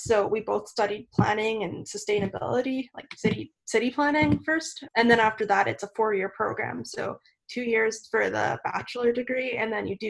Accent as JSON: {"language": "English", "town": "Calgary", "region": "Alberta", "country": "Canada", "tie": "born or raised there", "also_born_or_lived": "Halifax, Nova Scotia", "said": "We're both from Calgary, Alberta. I was born and raised."}